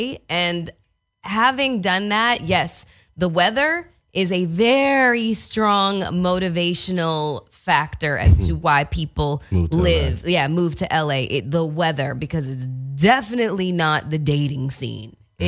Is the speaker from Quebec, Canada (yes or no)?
no; Toronto, Ontario, Canada; now in United States; I'm originally from Toronto, Canada, was born and raised there. And then I moved